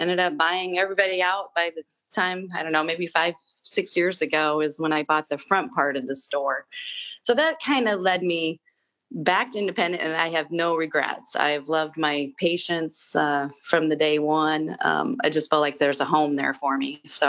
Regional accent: Ottawa, Iowa, United States; moved away; also born or lived in Ashland, Nebraska; I grew up in Ottawa, Iowa.

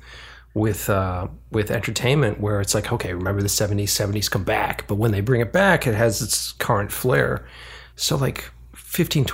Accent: East Coast, United States; moved away; I'm literally from the East Coast

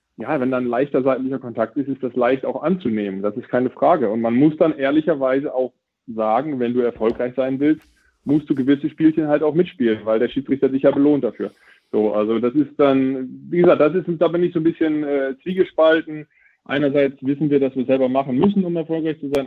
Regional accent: Friesland, East Frisia, Lower Saxony, Germany; da oben, wo ich herkomme, aus Friesland, Ostfriesland

